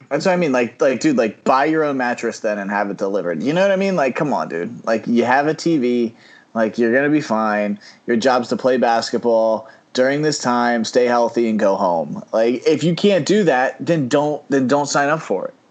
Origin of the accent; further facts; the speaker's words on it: New York, United States; I'm a New Yorker